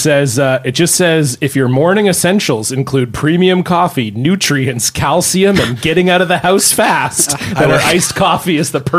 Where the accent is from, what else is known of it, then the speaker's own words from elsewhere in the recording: Ontario, Canada; I remember growing up in Ontario, we had bag milk.